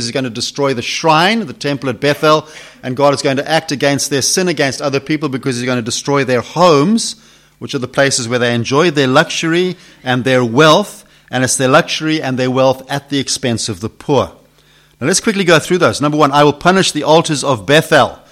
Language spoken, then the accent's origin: English; Zimbabwe; accent: Zimbabwe; It's my Zimbabwe accent